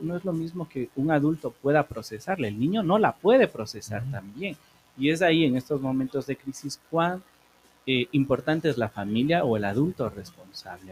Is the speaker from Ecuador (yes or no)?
yes; Ecuador; Somos muy ecuatorianos